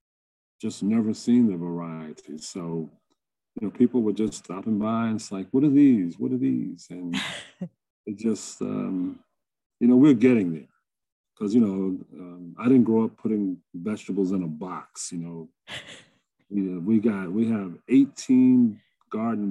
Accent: Esmont, Virginia, United States; I grew up in Esmond, and I was a 4-H kid

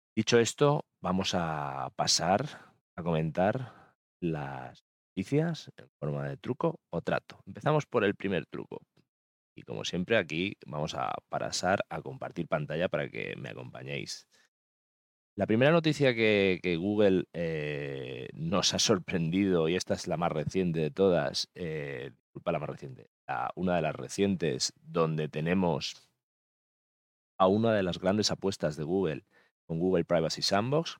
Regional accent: Mallorca, Balearic Islands, Spain; mi tierra, de Mallorca

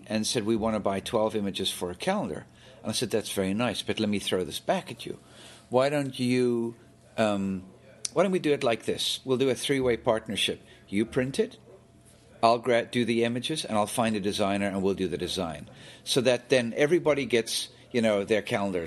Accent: South Africa; When I was a teenager growing up in South Africa

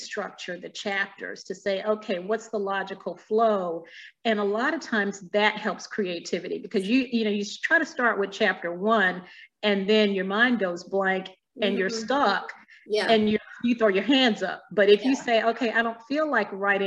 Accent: Alabama, United States; moved away as an adult; now in Virginia, United States; I grew up in Alabama, so deep south

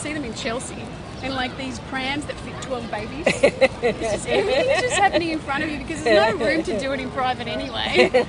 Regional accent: New Zealand; now in New York, United States; I will often get asked if my accent is British.

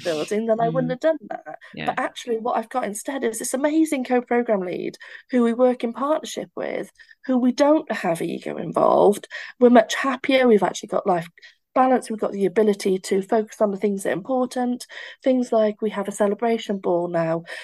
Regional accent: Barry, Wales, United Kingdom; I feel like I belong to Barry Island. Um, I feel like I belong to my accent.

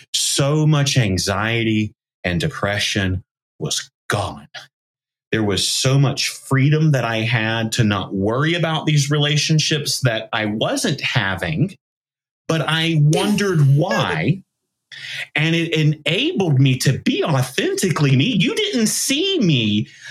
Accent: the South, United States; I grew up in the South

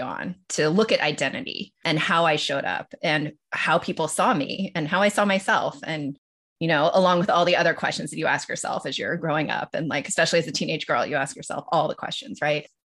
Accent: Los Angeles, California, United States; also born or lived in Tokyo, Japan; I grew up in Los Angeles and split a lot of my time with Tokyo

